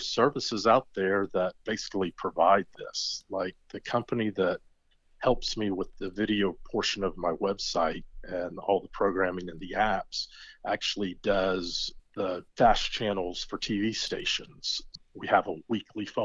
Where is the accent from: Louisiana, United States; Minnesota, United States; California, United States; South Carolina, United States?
South Carolina, United States; Charleston; I'm a proud South Carolinian. I was born in Charleston.